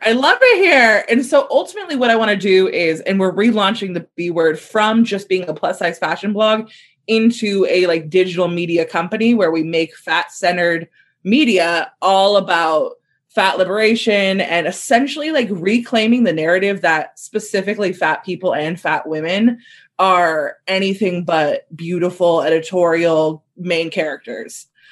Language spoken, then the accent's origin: English; Southern California, United States; growing up in SoCal